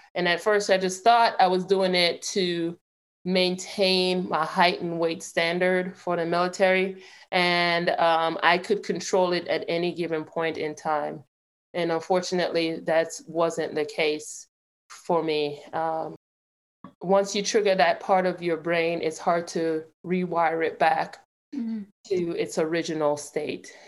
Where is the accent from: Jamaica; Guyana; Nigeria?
Jamaica; now in Clarksville, United States; I have an accent. I I was born and raised in Jamaica